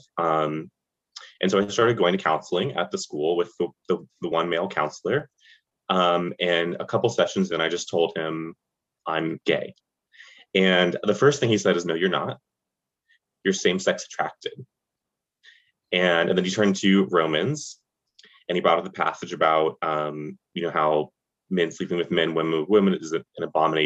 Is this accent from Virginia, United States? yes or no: no; Charlotte, North Carolina, United States; moved away as an adult; now in New York, United States; I grew up in the suburbs of Charlotte, North Carolina, which is in the South